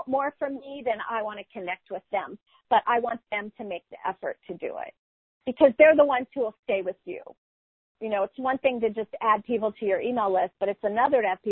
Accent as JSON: {"language": "English", "region": "California", "country": "United States", "said": "I'm a Californian. I don't use the term y'all."}